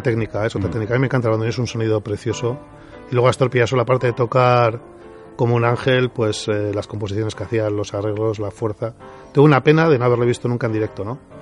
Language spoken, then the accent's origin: Spanish; Bilbao, Basque Country, Spain; yo soy de Recalde, un barrio